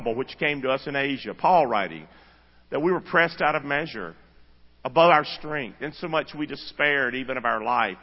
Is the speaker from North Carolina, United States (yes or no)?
yes; Rockingham, North Carolina, United States; I'm from Rockingham. Grew up the son of a drunk